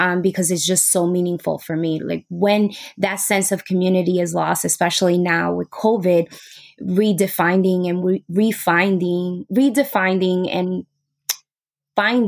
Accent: New York City, New York, United States; I'm from New York City.

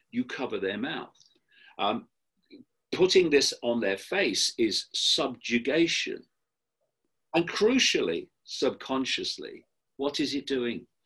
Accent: United Kingdom; I am a man. I am white. I am British, uh, etc.

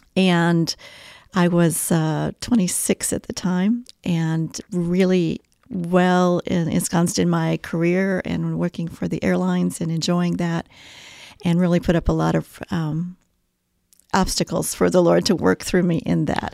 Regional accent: Kansas City, Missouri, United States; moved away as an adult; also born or lived in Belgium; now in Mooresville, United States; I'm a Midwesterner uh, from birth in Kansas City, Missouri area

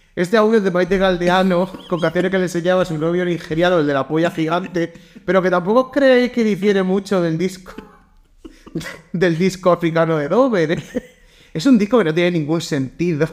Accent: Valencia, Valencian Community, Spain; De pequeño me veía en Valencia

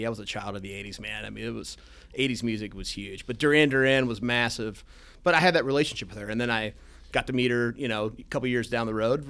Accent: Westerville, Ohio, United States; also born or lived in Lexington, Kentucky / Blacklick, Ohio; I grew up in Westerville. I live in Blacklick.

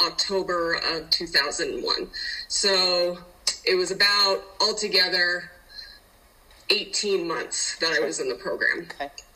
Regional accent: Denver, Colorado, United States; also born or lived in Utah; I am from Denver, Colorado.

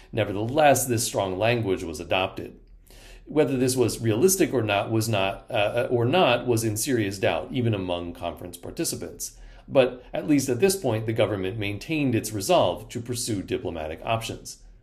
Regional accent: Pennsylvania, United States; my home state of Pennsylvania

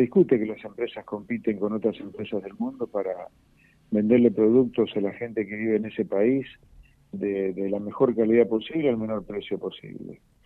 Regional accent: Argentina; los argentinos, ¿no? Me incluyo

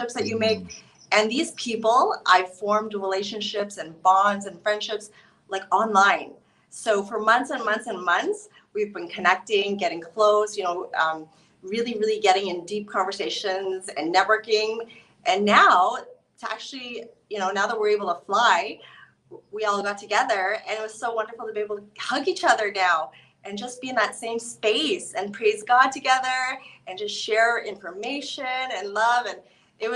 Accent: Canada; I'm from Canada.

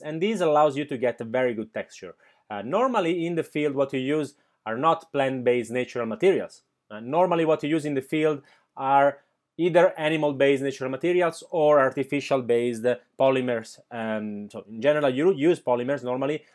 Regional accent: Milan, Lombardy, Italy; now in Barcelona, Spain; I was born in, uh, Milan, nineteen eighty-six.

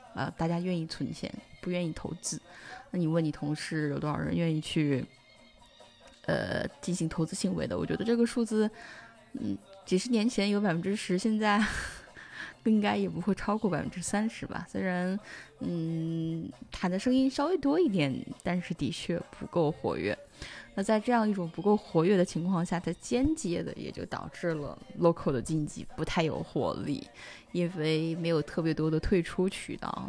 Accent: China; moved away; 作为中国人而言，第一次在国外

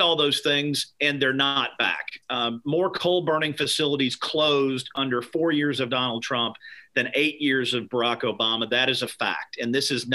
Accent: Meade County, Kentucky, United States; I am from Meade County, Kentucky, which is about an hour southwest of Louisville. My family grew tobacco in Kentucky for over 100 years. I grew up in the tobacco patch

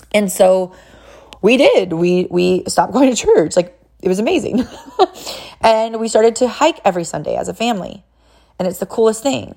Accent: California, United States; now in Tennessee, United States; I'm, I'm actually from California

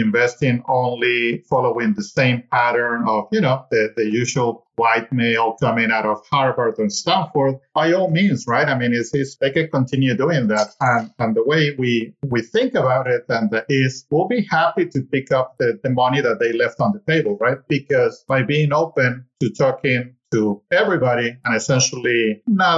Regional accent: Mexico; I'm originally from Mexico and so is my wife and all of my family

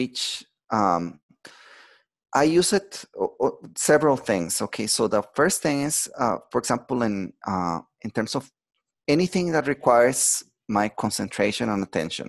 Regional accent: Costa Rica; moved away; I'm from Costa Rica, and I'm visiting right now my family, my mom, my sister

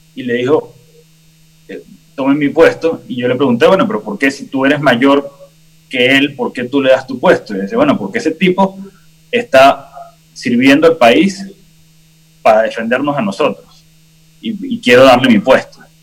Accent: Venezuela; como venezolanos

